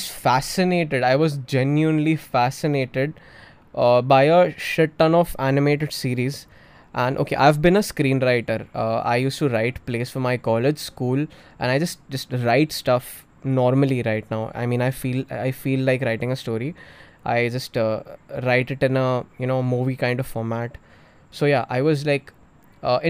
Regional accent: Navi Mumbai, Maharashtra, India; also born or lived in Thane / Chembur, Mumbai / Pune; I was born in Thane, stayed in Chembur for a while, and then I shifted to Navi Mumbai Vashi. I was there for 10 years until my 10th grade.

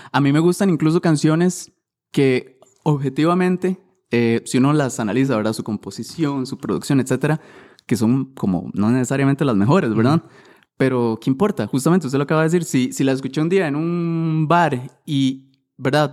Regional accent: Siquirres, Limón, Costa Rica; me acuerdo estar en el centro de Siquirres, yo soy de Siquirres, con mis amigos

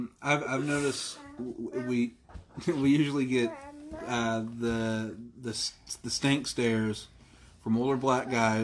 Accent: Ireland; As an Irishman

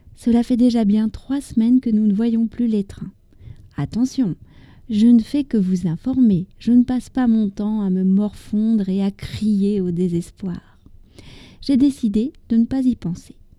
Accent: France; also born or lived in near Paris; je suis française, j'habite près de Paris

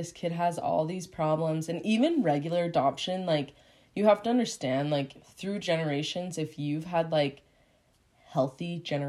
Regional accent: Utah, United States; growing up in Utah that I was a different skin color.

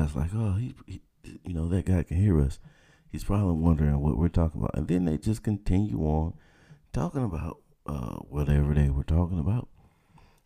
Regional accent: the South, United States; I'm from the South, man. That's how we talk. 404

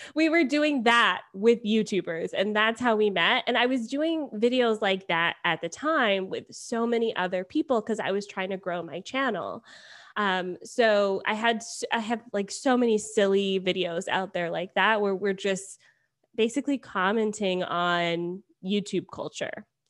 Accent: Beaufort, Georgia, United States; moved away as an adult; also born or lived in Atlanta, Georgia; now in Toronto, Canada; I grew up in Beaufort, and I went to Georgia State, so when I, uh, started university, I moved downtown and just stayed there

